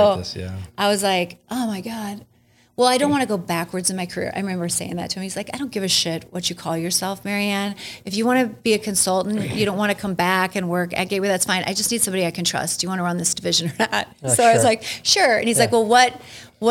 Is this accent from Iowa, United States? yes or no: yes; Spencer, Iowa, United States; moved away as an adult; also born or lived in North Sioux City, South Dakota / San Diego, California / San Francisco, California; now in Omaha, United States; I grew up in Spencer, Iowa, okay. which is like Northwest mm-hmm. Iowa